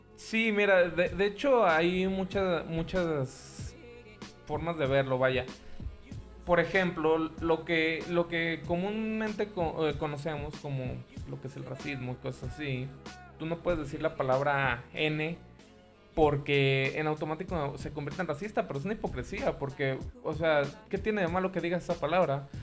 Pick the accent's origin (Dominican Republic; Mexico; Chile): Mexico; lo que nosotros como mexicanos conocemos como ojete, gacho, culero